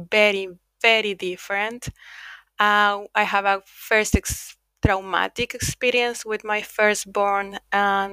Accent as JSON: {"language": "English", "country": "Mexico", "also_born_or_lived": "United Kingdom", "moved": "as an adult", "lives_now": "Finland", "said": "I'm originally from Mexico, but I left Mexico when I was 24 years old"}